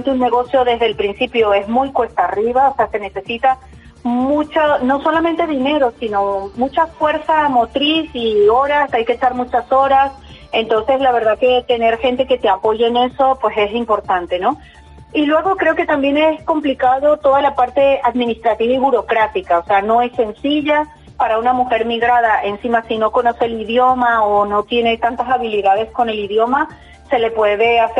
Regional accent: Venezuela; now in Basauri, Spain; mujer migrada de Venezuela de hace muchos años, desde el 2002 estoy aquí. Soy basauritarra, de acogida. Mi pueblo de acogida es Basauri

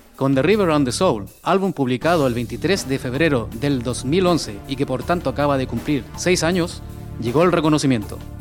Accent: Chile; now in Spain; mi país, Chile

